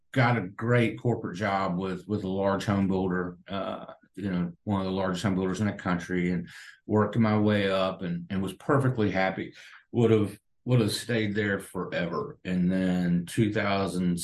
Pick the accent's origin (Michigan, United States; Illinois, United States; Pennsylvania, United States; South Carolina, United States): South Carolina, United States; now in Tampa, United States; I'm originally from South Carolina